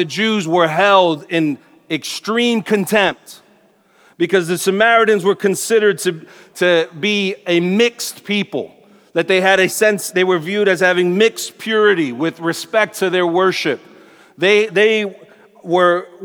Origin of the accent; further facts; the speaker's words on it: New York City, New York, United States; I'm a native New Yorker. I grew up in Sunset Park, Brooklyn, not too far from here.